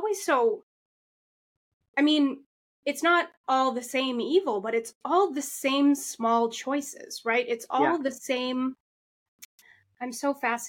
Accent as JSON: {"language": "English", "region": "Massachusetts", "country": "United States", "tie": "born or raised there", "said": "I grew up in the Massachusetts foster care system"}